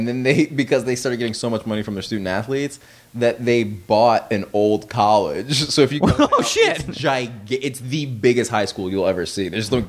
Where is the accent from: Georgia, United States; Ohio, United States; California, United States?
Georgia, United States; Marietta; now in Los Angeles, United States; Because like actual Marietta is kind of a dump, and then like that's where I grew up